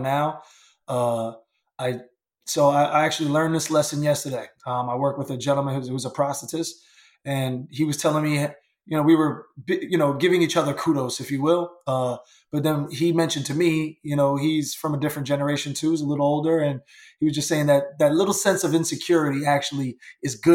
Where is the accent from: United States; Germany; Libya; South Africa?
United States; New York; as a teenager growing up in New York